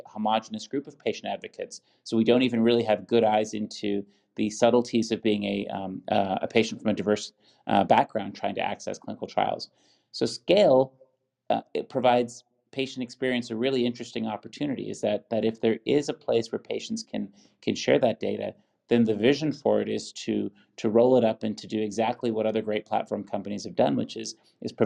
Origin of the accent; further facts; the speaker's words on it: Buffalo, New York, United States; my hometown, University at Buffalo